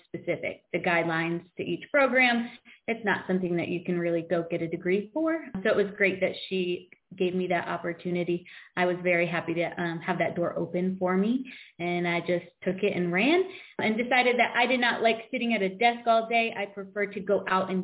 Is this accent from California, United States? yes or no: no; Coventry, Connecticut, United States; now in South Carolina, United States; I grew up in Coventry, Connecticut, which is very small population